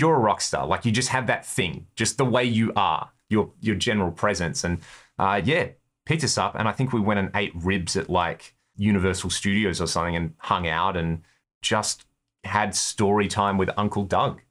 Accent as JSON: {"language": "English", "country": "Australia", "said": "We're from Australia. We're in America."}